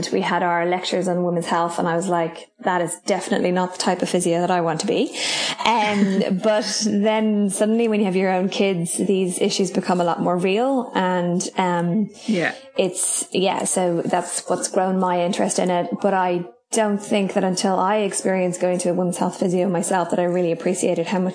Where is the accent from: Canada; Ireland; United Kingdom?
Ireland; moved away as an adult; now in Raglan, New Zealand; I am Irish, in case you can't tell by my accent. But I moved to New Zealand about 10 years ago